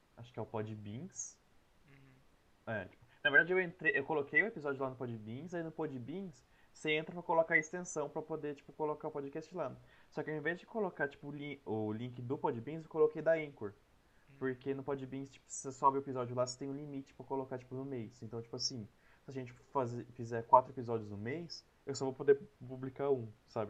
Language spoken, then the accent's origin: Portuguese; Piracicaba, São Paulo, Brazil; also born or lived in Saltinho / Bauru; eu nasci em Piracicaba, uhum. daí depois eu mudei para uma cidade que é do lado dela, uma cidade bem pequena, chama Saltinho